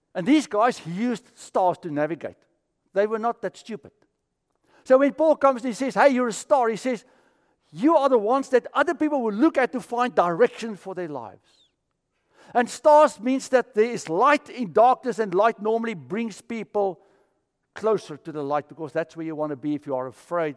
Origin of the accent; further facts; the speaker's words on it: South Africa; moved away; I'm from South Africa